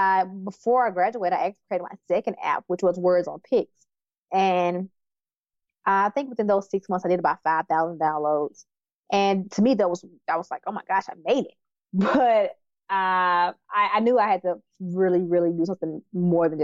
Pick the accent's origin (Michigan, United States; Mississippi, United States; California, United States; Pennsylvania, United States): Mississippi, United States; Terry; moved away as an adult; also born or lived in Silicon Valley; now in Austin, United States; I'm from Mississippi, from Terry, Mississippi, very small town.